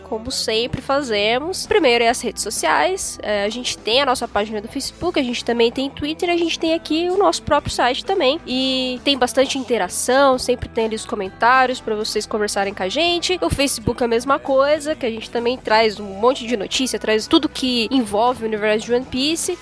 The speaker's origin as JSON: {"language": "Portuguese", "town": "Osasco", "region": "São Paulo", "country": "Brazil", "said": "eu venho de Osasco"}